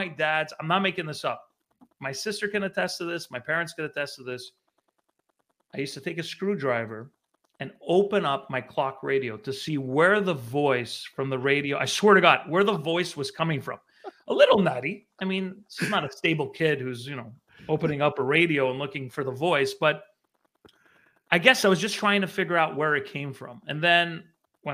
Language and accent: English; Montreal, Quebec, Canada; moved away as an adult; also born or lived in Vancouver; I remember growing up in Montreal. I grew up near the Olympic Stadium in Rosemont